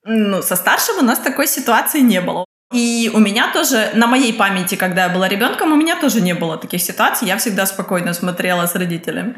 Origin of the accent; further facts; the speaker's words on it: Kyiv, Ukraine; moved away as an adult; now in Germany; я из Украины. Но временно живу в Германии